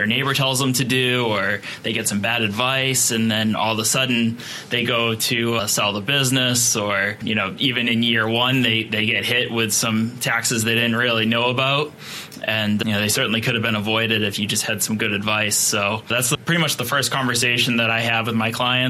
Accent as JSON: {"language": "English", "town": "Boston", "region": "Massachusetts", "country": "United States", "said": "I'm from Boston"}